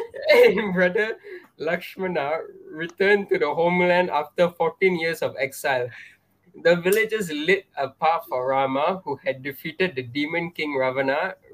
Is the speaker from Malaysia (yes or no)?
yes; Malaysia; I'm a Malaysian Indian. Telugu.